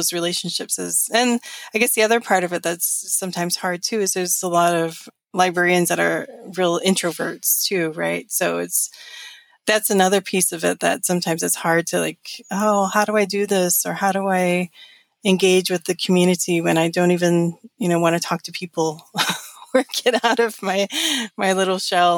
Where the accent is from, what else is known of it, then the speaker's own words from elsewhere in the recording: New Mexico, United States; moved away as an adult; now in Washington, United States; growing up in New Mexico